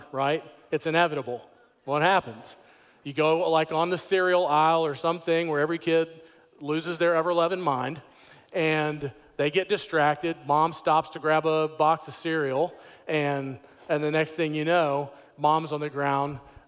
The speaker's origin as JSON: {"language": "English", "town": "Houston", "region": "Texas", "country": "United States", "tie": "born or raised there", "said": "I grew up in Houston, Texas in a big family."}